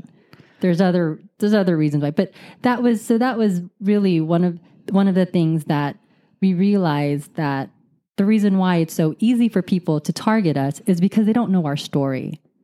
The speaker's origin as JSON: {"language": "English", "country": "United States", "tie": "born or raised there", "said": "We were born here. We're Americans"}